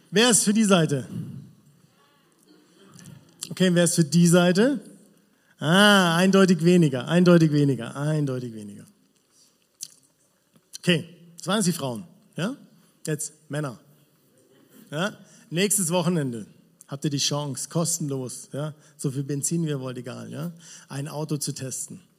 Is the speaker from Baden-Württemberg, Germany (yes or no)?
yes; Villingen, Baden-Württemberg, Germany; Ja, ich komme aus Villingen, habe ich schon gesagt. Und es ist cool dort.